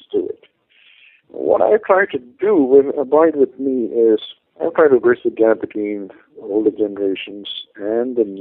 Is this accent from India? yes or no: yes; India; first language Malayalam; English is a second language; My mother tongue is actually a language called Malayalam